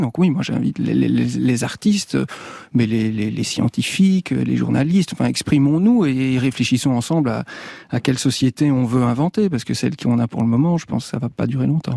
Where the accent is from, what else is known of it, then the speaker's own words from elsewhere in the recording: Belgium; moved away; also born or lived in Liège; dans mon pays d'origine, en Belgique